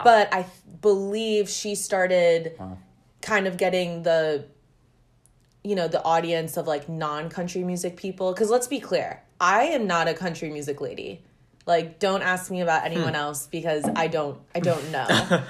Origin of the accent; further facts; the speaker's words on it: New Jersey, United States; I am from Jersey. So, go Jersey. I also grew up going to Stone Harbor, which is a shore town in Jersey.